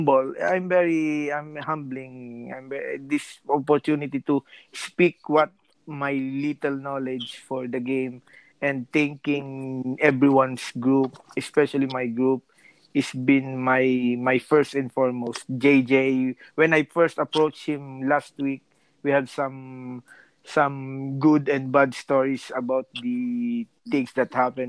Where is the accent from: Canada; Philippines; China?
Philippines; now in Rome, Italy; I'm a Filipino just working here in Rome.